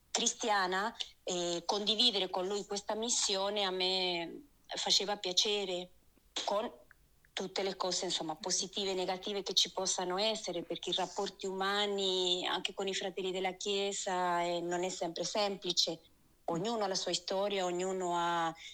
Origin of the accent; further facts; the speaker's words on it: Argentina; also born or lived in Lucca, Italy; now in Italy; Allora, io sono originaria dall'Argentina, proprio qui dietro l'angolo direi.